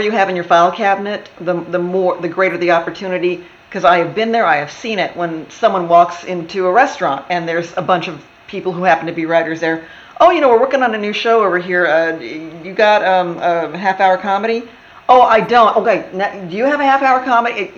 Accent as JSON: {"language": "English", "region": "Texas", "country": "United States", "tie": "born or raised there", "also_born_or_lived": "Wisconsin", "moved": "as an adult", "lives_now": "Los Angeles, United States", "said": "I was born in Wisconsin, grew up in Texas"}